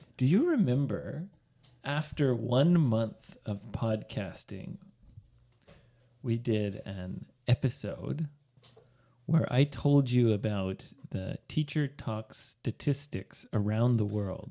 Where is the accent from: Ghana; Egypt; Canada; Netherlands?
Canada; now in Sendai, Japan; my home country